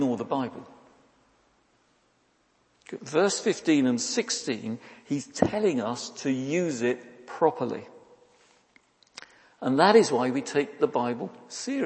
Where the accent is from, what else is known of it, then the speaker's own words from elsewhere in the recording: United Kingdom; we're British